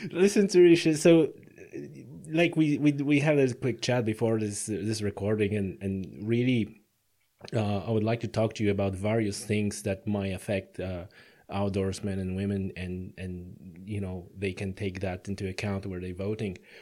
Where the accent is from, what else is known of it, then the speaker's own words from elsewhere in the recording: Poland; now in Ireland; I come from Poland